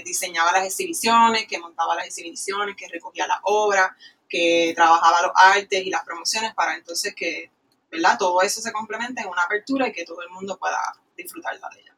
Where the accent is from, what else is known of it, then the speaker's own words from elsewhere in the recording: Ponce, Puerto Rico; moved away as an adult; also born or lived in Florida; soy natural de Ponce, de Valle uh. Alto, así que somos de aquí.